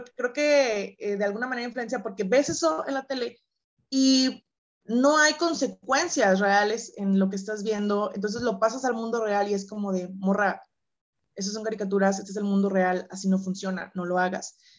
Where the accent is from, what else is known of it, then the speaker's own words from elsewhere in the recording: San Luis Potosí, Mexico; Yo soy originaria de San Luis Potosí, mexicana